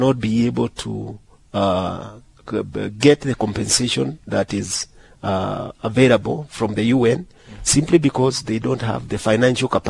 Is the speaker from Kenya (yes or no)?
yes; Kenya; I'm from Kenya.